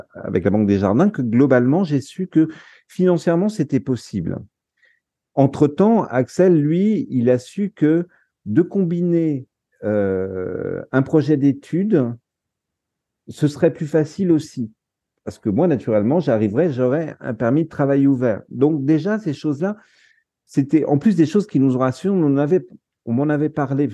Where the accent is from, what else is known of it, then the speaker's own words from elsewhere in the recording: France; also born or lived in Netherlands; en tant que Français